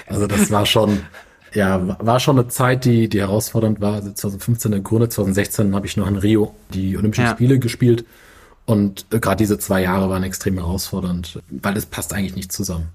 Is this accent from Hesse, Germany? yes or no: no; Mainz, Rhineland-Palatinate, Germany; moved away as an adult; also born or lived in Frankfurt; now in Hamburg, Germany; Ich bin gebürtiger Mainzer äh, habe in Frankfurt studiert an der Goethe-Uni